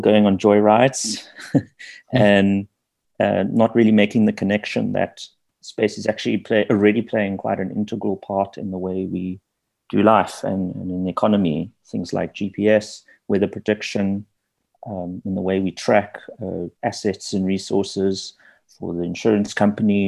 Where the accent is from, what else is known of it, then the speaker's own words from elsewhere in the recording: Johannesburg, Gauteng, South Africa; I grew up in Joburg. I was born and raised in the eastern part in Kensington